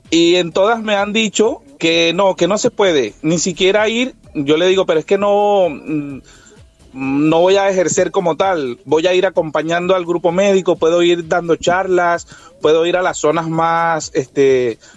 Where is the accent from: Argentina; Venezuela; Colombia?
Venezuela; moved away as an adult; now in Barcelona, Spain; Yo soy médico venezolano, Ajá. vivo en Barcelona